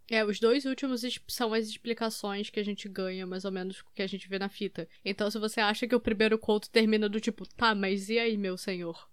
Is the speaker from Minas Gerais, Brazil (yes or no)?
no; Três Rios, Rio de Janeiro, Brazil; born or raised there